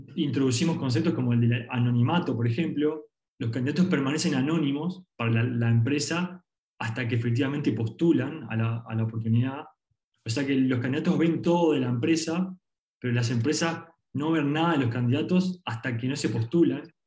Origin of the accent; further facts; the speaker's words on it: Uruguay; arrancamos acá en Uruguay porque somos de Uruguay